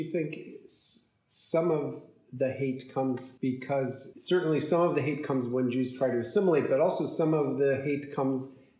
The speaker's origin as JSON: {"language": "English", "region": "New York", "country": "United States", "said": "I can say this as a New Yorker."}